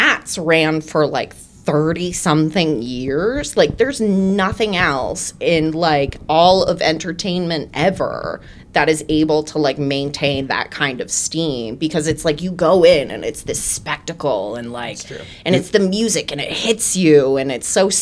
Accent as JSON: {"language": "English", "area": "just west of Denver", "region": "Colorado", "country": "United States", "also_born_or_lived": "Philadelphia / Seattle", "moved": "as an adult", "said": "I am from just west of Denver"}